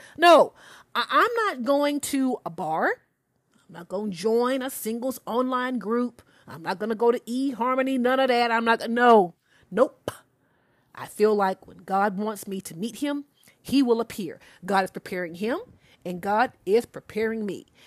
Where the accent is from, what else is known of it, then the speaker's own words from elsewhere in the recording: Alabama, United States; I'm a true Southern Belle, y'all. I'm from Alabama